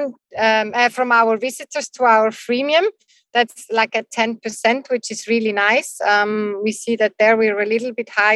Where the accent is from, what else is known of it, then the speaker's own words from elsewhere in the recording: Switzerland; we're from Switzerland.